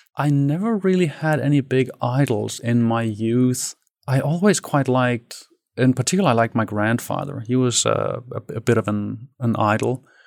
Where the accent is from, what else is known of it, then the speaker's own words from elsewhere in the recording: Denmark; I grew up in Danish suburbia. So I'm, I'm Danish. I'm born in Denmark in a city with thirty thousand